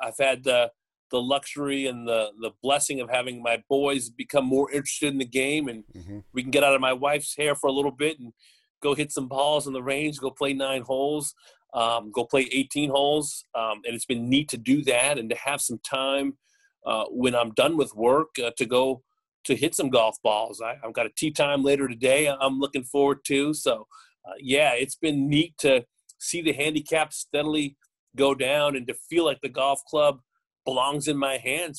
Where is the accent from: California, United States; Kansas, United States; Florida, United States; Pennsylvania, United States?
California, United States; Los Angeles; moved away; I grew up in the San Fernando Valley